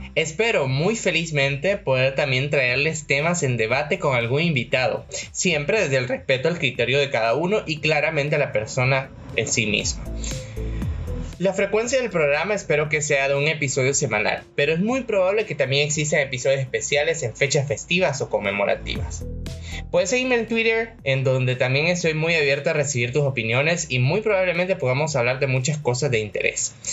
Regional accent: El Salvador; Soy ciudadano salvadoreño de nacimiento.

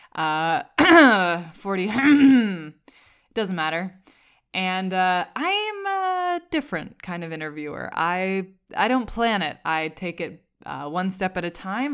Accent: Vermont, United States; I'm from Vermont.

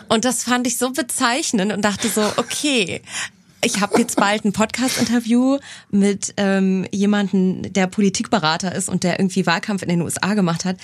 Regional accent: Cologne, North Rhine-Westphalia, Germany; in Köln tatsächlich, in meiner Heimatstadt

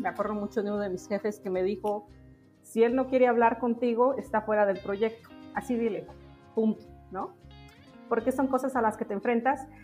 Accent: a village in Oaxaca, Mexico; moved away as an adult; also born or lived in Mexico City; los años en los que regresamos a vivir a la ciudad de Oaxaca, no a la ciudad de Oaxaca, a mi pueblo, después de que mis papás terminaron la universidad en la Ciudad de México, yo paso mucho tiempo con mi abuela

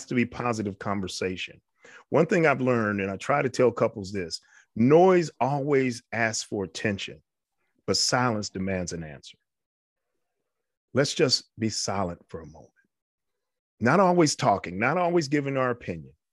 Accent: New York, United States; I was raised in New York. I had a wonderful, wonderful childhood.

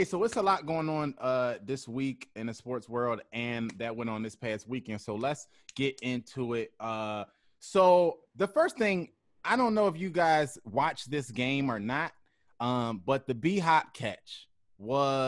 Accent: Philadelphia, Pennsylvania, United States; my hometown of Philly

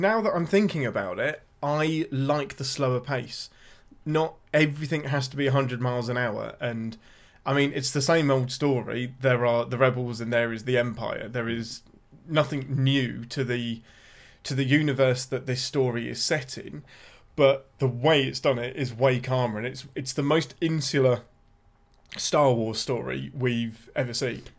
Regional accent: England, United Kingdom; I'm your Englishman

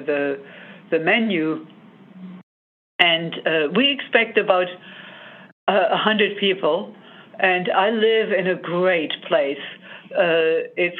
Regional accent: Germany; moved away as an adult; now in United States; I grew up in Germany

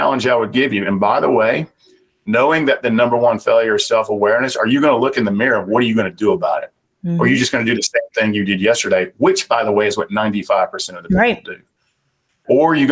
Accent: Southern United States, United States; accent: Southern; my Southern accent

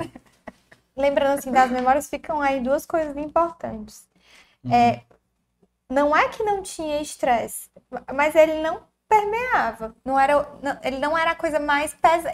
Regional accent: Tianguá, Ceará, Brazil; Como a gente era de interior, não tinha playground, né? Então, para começo, né? a gente nasceu em Tianguá

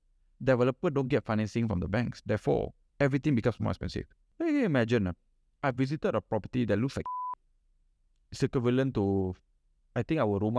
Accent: Malaysia; But we are actually very fortunate as Malaysian. Very, very, very fortunate as Malaysian.

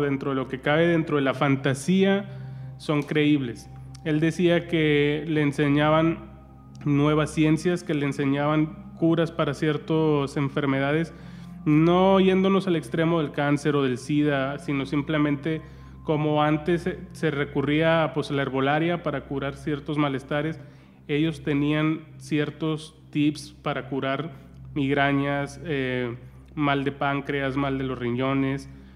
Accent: Santiago, Nuevo León, Mexico; yo soy de Santiago Nuevo León

